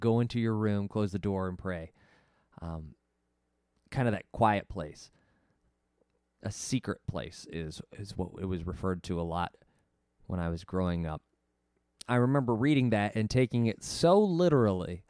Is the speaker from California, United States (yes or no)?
no; Arkansas, United States; I grew up in Arkansas